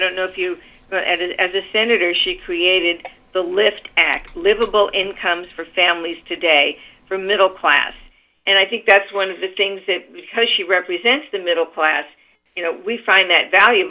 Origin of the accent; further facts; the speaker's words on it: Los Angeles, California, United States; also born or lived in East Coast; now in San Francisco Bay Area, United States; I came from Los Angeles, and I went to school in Los Angeles, and I lived on the East Coast for 11 years. And then got recruited to the Bay Area. And so I am a native Californian